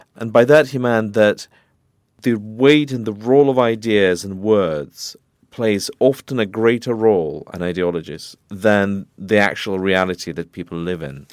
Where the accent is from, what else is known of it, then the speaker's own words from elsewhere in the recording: Moscow, Russia; moved away as an adult; also born or lived in London; I was born in Moscow. I grew up there